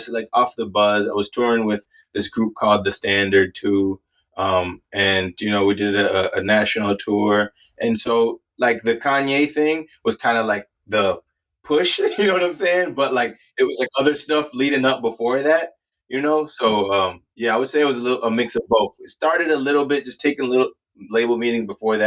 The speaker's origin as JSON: {"language": "English", "region": "Minnesota", "country": "United States", "tie": "born or raised there", "also_born_or_lived": "Canada / Wisconsin", "said": "moved out of Canada, moved all over like the Midwest, like Wisconsin, Minnesota, and then grew up in Minnesota"}